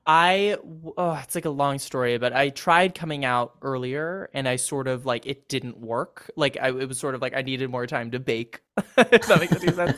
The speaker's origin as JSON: {"language": "English", "region": "California", "country": "United States", "tie": "born or raised there", "said": "I'm from California"}